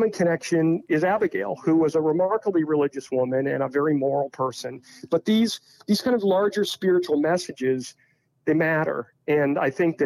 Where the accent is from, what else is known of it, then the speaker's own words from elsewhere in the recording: South Hadley, Massachusetts, United States; I grew up around Mount Holyoke College